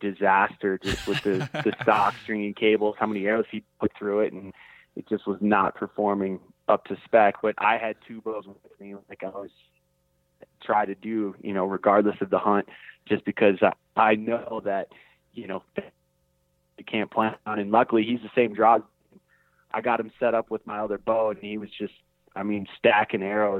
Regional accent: Minnesota, United States; now in Steamboat Springs, United States; So originally from Minnesota, wasn't sure what I wanted to do, you know, after high school, ended up, you know, making a decision to come to Steamboat.

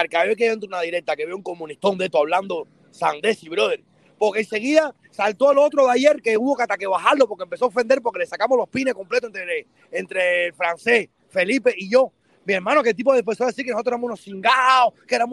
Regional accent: Cuba; porque somos cubanos número uno y hay que respetarse

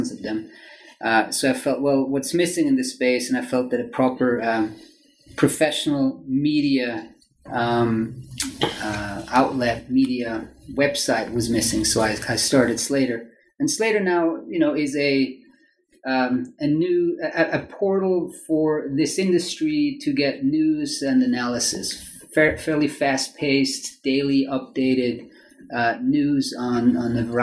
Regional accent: Zurich, Switzerland; first language German; English is a second language; moved away; So I'm Swiss. I'm originally I grew up in Zurich, very close to Zurich

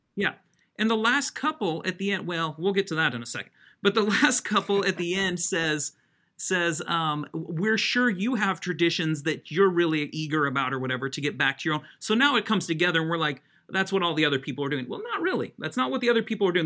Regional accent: Colorado, United States; also born or lived in Utah; now in Alabama, United States; I was raised in Colorado

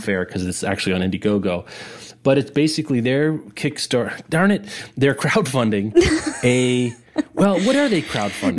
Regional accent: Kansas City, United States; We're both from Kansas City or the Kansas City area

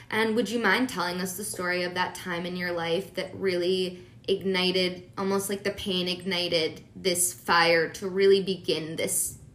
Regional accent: Philadelphia, Pennsylvania, United States; I'm from Philly.

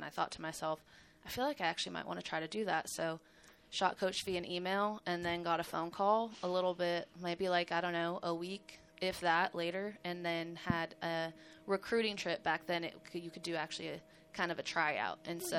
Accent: Oregon, United States; Oregon. Well, I always say all over because we moved a lot growing up, but my family all still lives in Oregon.

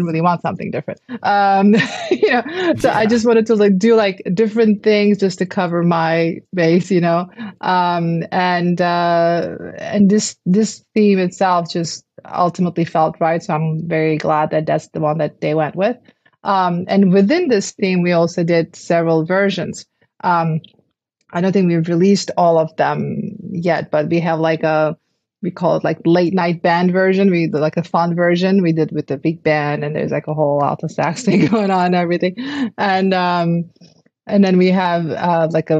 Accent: Istanbul, Turkey; moved away; I'm from Istanbul. I didn't really grow up with American football. Football was soccer to us.

